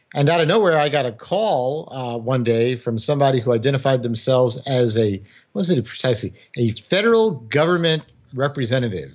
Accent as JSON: {"language": "English", "town": "New York City", "region": "New York", "country": "United States", "tie": "born or raised there", "first_language": "English", "moved": "as an adult", "said": "I was born and raised in the Bronx in New York City"}